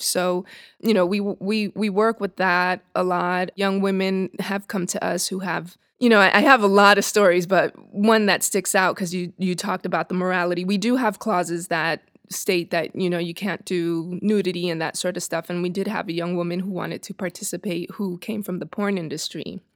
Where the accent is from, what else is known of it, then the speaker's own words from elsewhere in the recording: New York City, New York, United States; moved away as an adult; also born or lived in Dominican Republic; now in Los Angeles, United States; Born in New York, raised between Dominican Republic and New York City, and came here about thirteen years ago